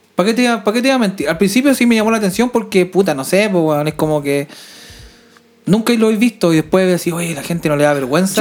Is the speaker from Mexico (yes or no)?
no; Chile; now in Sweden; yo, como chileno